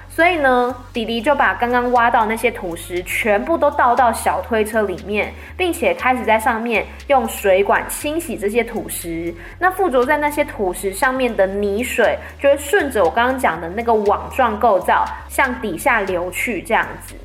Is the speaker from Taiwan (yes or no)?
yes; Taiwan; 我们一般在台湾讲的台语